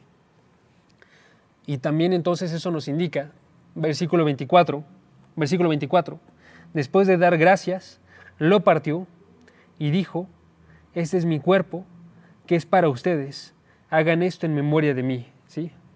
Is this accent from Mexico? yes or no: yes; Oaxaca, Mexico; moved away; yo soy de Oaxaca, entonces cuando estaba yo en Oaxaca tenía parientes aquí